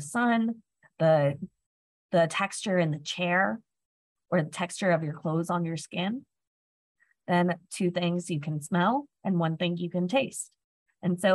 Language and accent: English; Florida, United States; I was from Florida